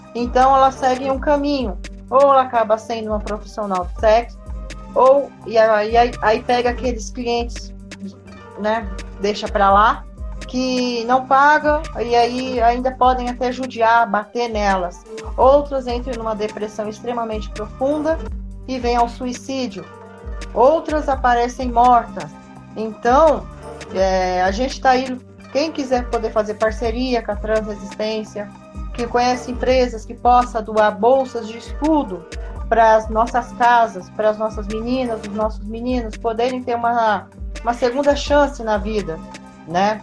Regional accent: Brazil; como brasileiros

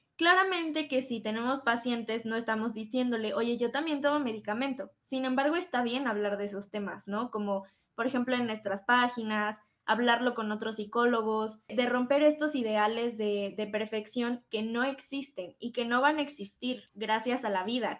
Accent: Mexico; Como mexicanos

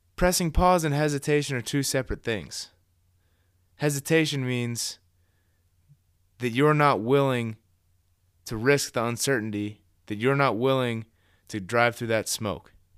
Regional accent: Columbus, Ohio, United States; I am from Columbus, born and raised here.

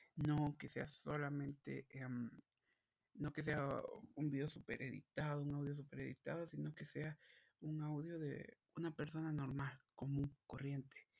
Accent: Guatemala; yo soy de Guatemala

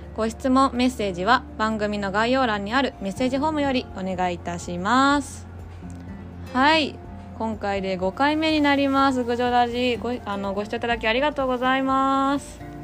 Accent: Gujo, Gifu, Japan; 私の地元の高須の西洞ら

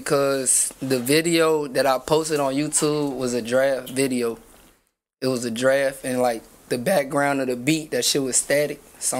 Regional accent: Virginia, United States; now in California, United States; I'm from Virginia.

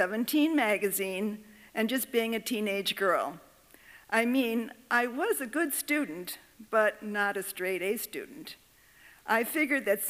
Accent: Waukegan, Illinois, United States; I grew up in Waukegan, Illinois

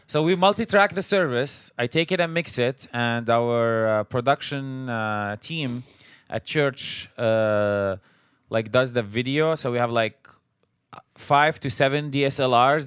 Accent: Syria; moved away as an adult; now in United States; we're originally from Syria. We came, uh, to the United States after, uh, the war started. So we came as refugees

